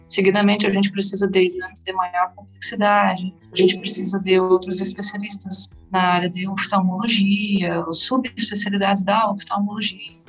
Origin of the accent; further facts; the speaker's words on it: Cachoeira do Sul, Rio Grande do Sul, Brazil; moved away; also born or lived in Santa Maria; eu também passei a atender em Cachoeira do Sul, que era é minha cidade natal